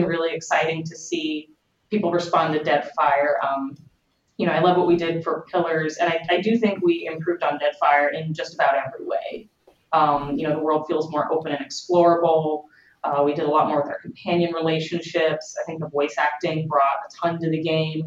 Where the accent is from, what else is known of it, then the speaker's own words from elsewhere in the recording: Katy, Texas, United States; moved away as an adult; also born or lived in Houston, Texas; now in California, United States; I'm originally from Katy, Texas, which is a suburb of Houston. Actually moved out to California to start Obsidian about 4.5 years ago.